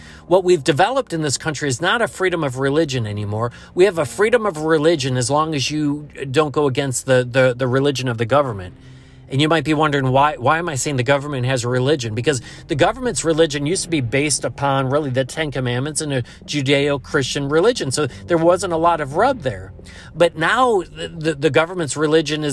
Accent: United States; as an American

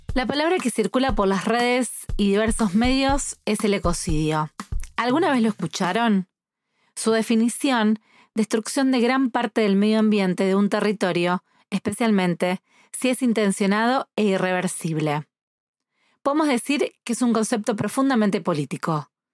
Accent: Rosario, Santa Fe, Argentina; desde Rosario, Argentina

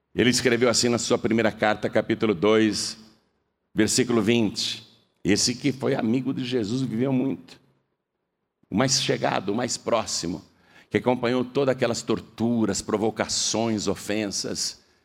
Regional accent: Brazil; eu sou brasileiro

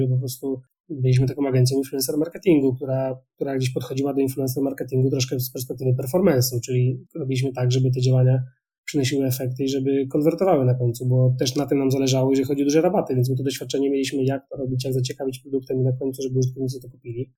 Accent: Wrocław, Lower Silesian Voivodeship, Poland; jestem z Wrocławia, ja rozmawiam teraz z Wrocławia

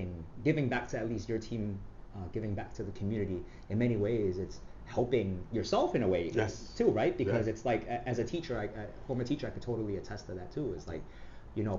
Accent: New York City, New York, United States; I grew up in Flushing, Queens

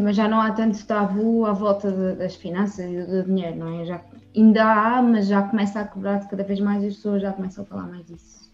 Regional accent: Évora, Alentejo, Portugal; a viver em Évora, eh, que é a minha terra natal

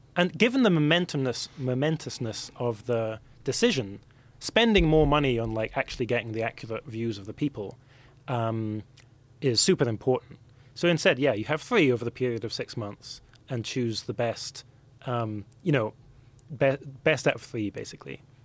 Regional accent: Scotland, United Kingdom; for me as a Scot

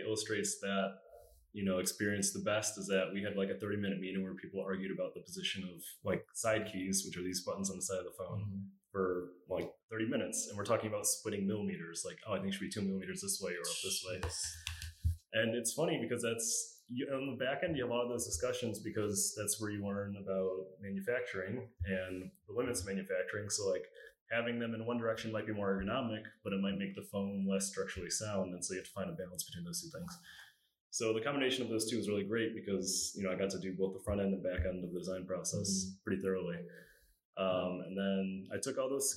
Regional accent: Rochester, New York, United States; moved away as an adult; also born or lived in Cleveland, Ohio; now in Toronto, Canada; I was born and raised in Rochester, New York.

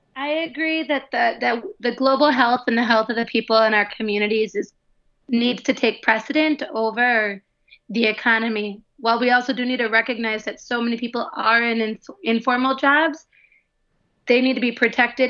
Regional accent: Midwest, United States; moved away as an adult; also born or lived in Wisconsin / Minnesota; now in Guadalajara, Mexico; I am from the Midwest in the US, uh, Wisconsin and Minnesota

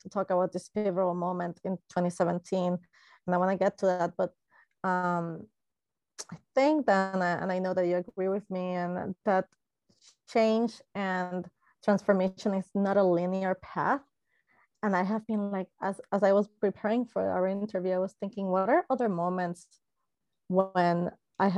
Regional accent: Puerto Rico; I am Latina from Puerto Rico, it's a lovely, lovely island in the Caribbean

